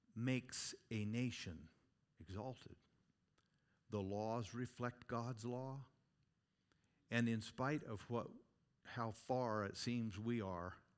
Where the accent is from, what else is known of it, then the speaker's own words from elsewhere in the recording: Oregon, United States; moved away as an adult; now in Gillette, Wyoming, United States; Growing up in Oregon, I'm telling you what, spend half my life there